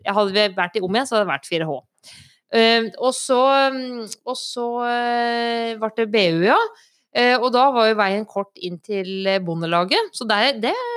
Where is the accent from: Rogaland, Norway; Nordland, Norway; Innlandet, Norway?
Innlandet, Norway; Stange; now in Ringsaker, Norway; Jeg er eh, fra Stange. Bor i Ringsaker